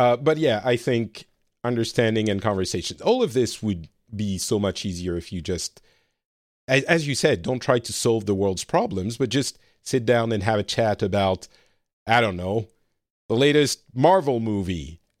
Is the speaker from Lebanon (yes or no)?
yes; Lebanon; also born or lived in France; I'm an immigrant myself card, and I come from Lebanon and my family is Middle Eastern. But still, the reality is I grew up very French, very white, privileged class friends